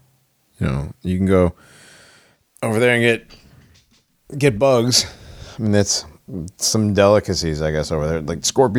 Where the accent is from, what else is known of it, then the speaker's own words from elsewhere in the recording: United States; I'm American.